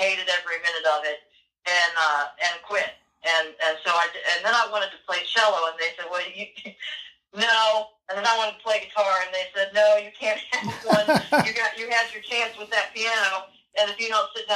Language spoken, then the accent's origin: English; Ohio, United States; moved away; I grew up in Ohio, and we went to see the Cleveland Symphony